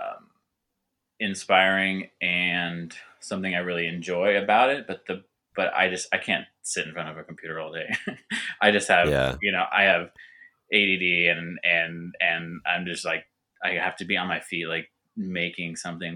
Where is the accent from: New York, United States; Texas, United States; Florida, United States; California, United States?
California, United States; Southern; I grew up in Southern California